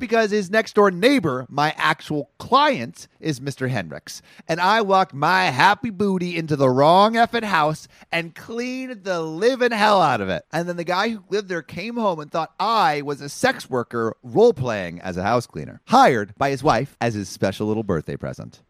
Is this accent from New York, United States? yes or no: no; Los Angeles, California, United States; Woodland Hills, like my, my hometown